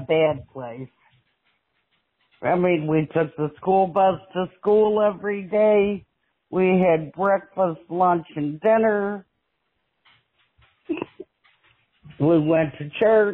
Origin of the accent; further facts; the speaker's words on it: Radford, Virginia, United States; also born or lived in Wytheville, Virginia / Hopewell, Virginia; Radford, Virginia.